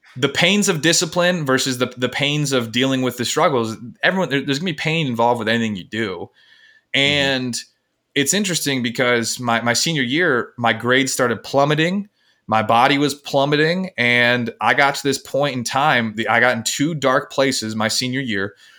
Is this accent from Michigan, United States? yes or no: yes; Michigan, United States; I'm from Michigan, um, in the United States, and I grew up in what would society would deem as the perfect